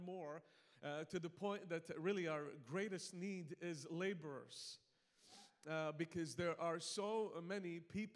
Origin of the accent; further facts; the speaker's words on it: Malta; now in Iraq; I have an accent. I'm not from New Hampshire, but so I come from an island called Malta